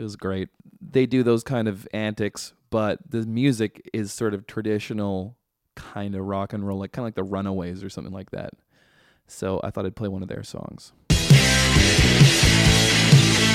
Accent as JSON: {"language": "English", "town": "Vancouver", "region": "British Columbia", "country": "Canada", "said": "We're all from Vancouver"}